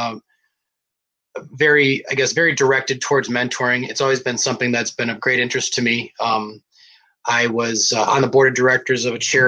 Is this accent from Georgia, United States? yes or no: no; Detroit, Michigan, United States; my hometown